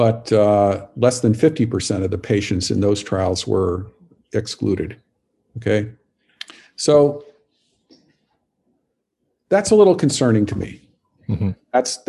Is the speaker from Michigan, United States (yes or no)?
no; Montana, United States; So I grew up in Montana and sort of the tail end of the 60s, I was a little kid basically.